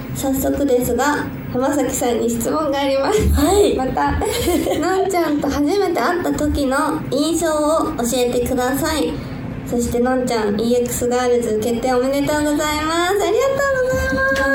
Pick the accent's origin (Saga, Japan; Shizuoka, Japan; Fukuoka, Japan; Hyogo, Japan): Shizuoka, Japan; 静岡県出身